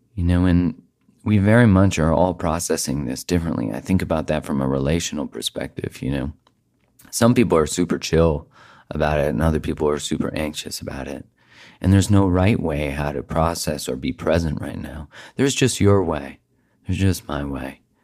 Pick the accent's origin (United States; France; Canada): Canada; I am Canadian. I live in Canada